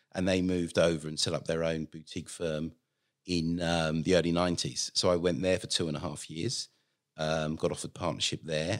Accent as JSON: {"language": "English", "region": "London", "country": "United Kingdom", "moved": "as an adult", "lives_now": "Australia", "said": "originally, as you may tell from the accent, I come from London"}